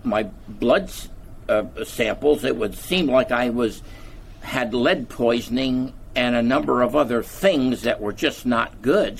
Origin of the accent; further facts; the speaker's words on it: Easton, Pennsylvania, United States; I was born in Easton, Pennsylvania, and in Easton we had a very prominent chiropractor who had a beautiful office on the corner of 9th and Northampton Street in Easton, Pennsylvania, and our high school was at 12th and Northampton Street.